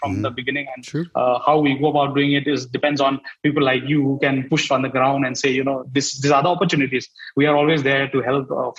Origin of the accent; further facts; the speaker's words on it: Northeast India, India; I'm from Northeast